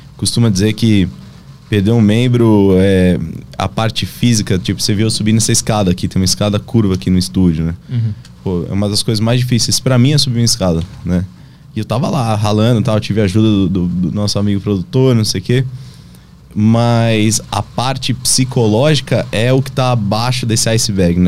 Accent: Brazil; moved away as an adult; eu poder voltar para o meu país, até mesmo para a região assim onde eu cresci

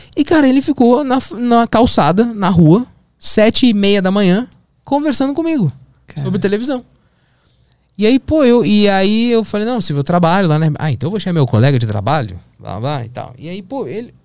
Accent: Porto Alegre, Rio Grande do Sul, Brazil; moved away; also born or lived in São Paulo; eu sou de Porto Alegre, eu tô aqui em São Paulo

